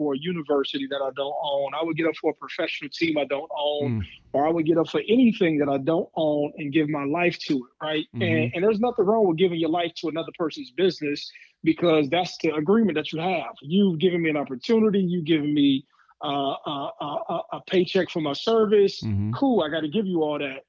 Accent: Ohio, United States; I'm born and raised in Ohio, played in Ohio, I'm gonna stay in Ohio.

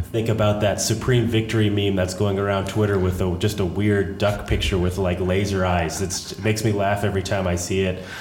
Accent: New England, United States; I grew up in New England

